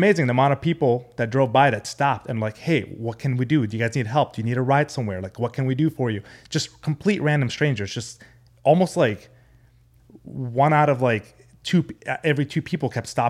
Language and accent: English; Amman, Amman Governorate, Jordan; also born or lived in San Diego, California; So I'm Arabic. I was born in San Diego, California. But when I was 4 years old, I moved to the Middle East, Amman, Jordan, because that's where my mom's side of the family lives.